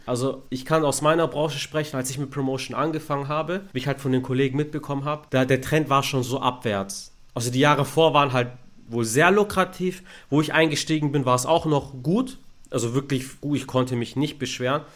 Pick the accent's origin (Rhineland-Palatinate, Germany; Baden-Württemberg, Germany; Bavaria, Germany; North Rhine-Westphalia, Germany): Baden-Württemberg, Germany; Stuttgart; ich bin in Stuttgart geboren, aufgewachsen